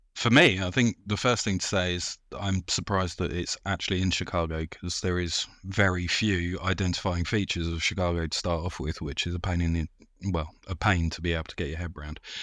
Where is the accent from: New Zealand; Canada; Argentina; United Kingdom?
United Kingdom; we're British